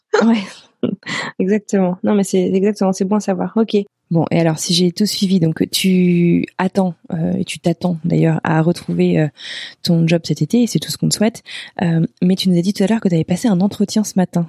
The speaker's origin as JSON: {"language": "French", "region": "Brittany", "country": "France", "said": "moi je viens de Bretagne"}